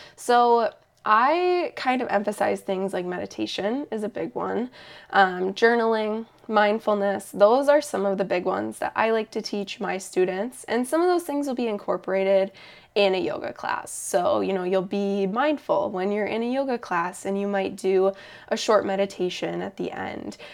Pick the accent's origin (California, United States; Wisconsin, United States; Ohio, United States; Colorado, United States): Wisconsin, United States; Eau Claire; also born or lived in Madison; I started working at that yoga studio in my hometown of Eau Claire.